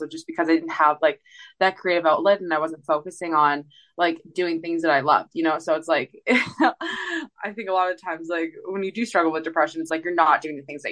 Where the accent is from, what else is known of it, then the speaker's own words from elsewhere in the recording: Canada; moved away; also born or lived in Edmonton; I got to go back and play a festival in my hometown for Canada Day